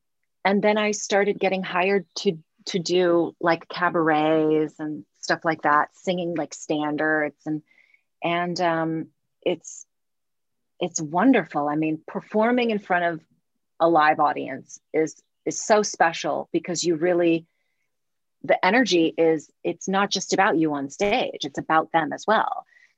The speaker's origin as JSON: {"language": "English", "town": "Los Angeles", "region": "California", "country": "United States", "tie": "born or raised there", "also_born_or_lived": "Santa Cruz / East Bay", "said": "we moved to Los Angeles when I was 7."}